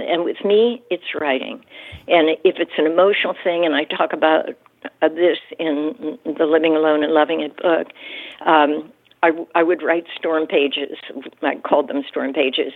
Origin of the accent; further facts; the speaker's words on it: Pittsburgh, Pennsylvania, United States; moved away as an adult; also born or lived in New York City; I came to New York City, you know, from Pennsylvania. I grew up near Pittsburgh, but grew up, you know, in the suburbs